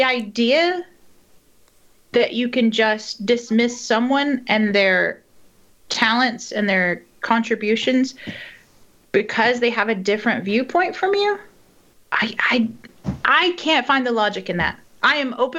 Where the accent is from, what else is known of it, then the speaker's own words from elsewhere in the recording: East Texas, United States; moved away as an adult; now in Northern Ireland; I grew up in East Texas